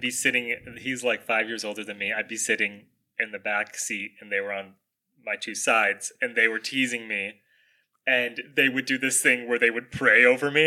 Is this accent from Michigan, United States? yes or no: yes; Michigan, United States; we're from Michigan